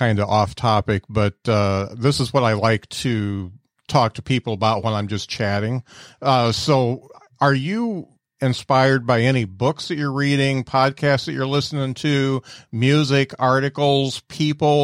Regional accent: Indiana, United States; I'm an Indiana guy myself. I'm up in Mishawaka, up by South Bend.

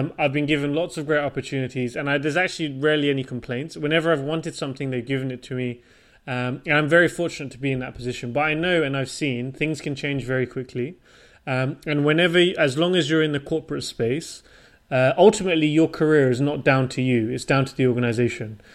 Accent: Portsmouth, South East England, United Kingdom; moved away as an adult; also born or lived in London / Switzerland / Denmark / Japan; now in Stockholm, Sweden; I'm born and raised from the UK

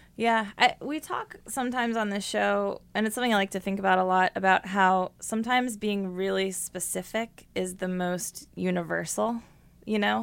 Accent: Columbus, Ohio, United States; I was once just a little only child growing up in Columbus, Ohio

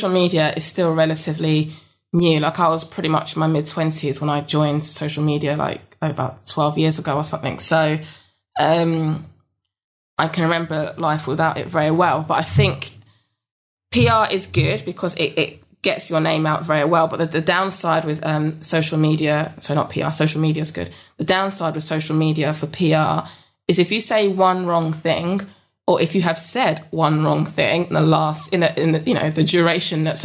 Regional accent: London, United Kingdom; moved away as an adult; now in Yorkshire Dales, United Kingdom; I'm from South London

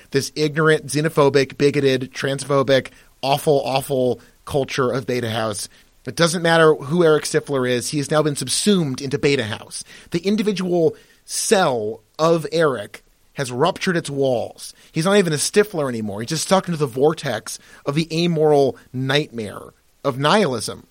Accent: United States; I am American by virtue of, you know, my birth, where I live, where I pay taxes.

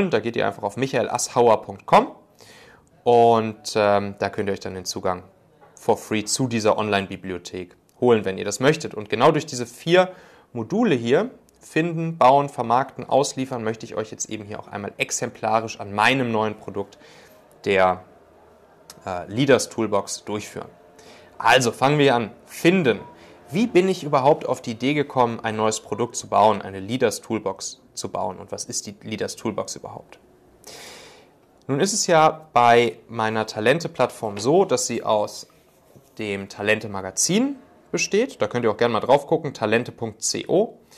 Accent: North Rhine-Westphalia, Germany; Ich komme ja ursprünglich so aus der Kölner Gegend.

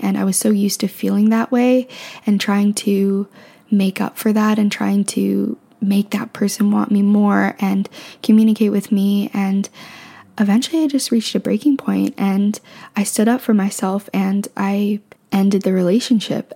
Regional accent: Canada; also born or lived in Ontario; now in Vancouver, Canada; I'm from Canada

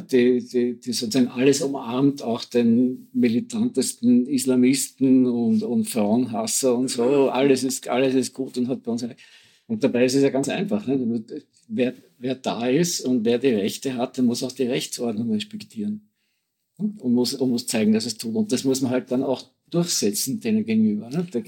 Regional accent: Austria

